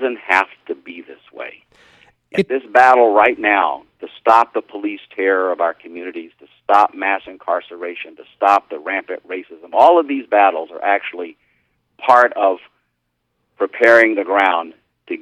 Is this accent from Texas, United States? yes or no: yes; Houston, Texas, United States; my hometown of Houston